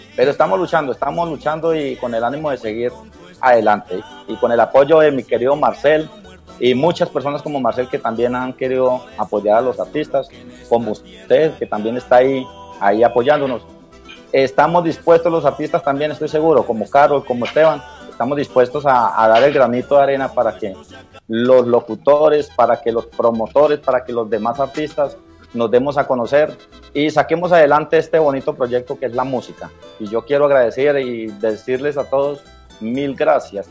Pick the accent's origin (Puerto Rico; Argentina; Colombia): Colombia; Natagaima, Tolima; yo soy del Tolima, y me acuerdo que en el, corregimiento de Belú, corregimiento del municipio de Natagaima, eh, escuchábamos una emisora, allá vivíamos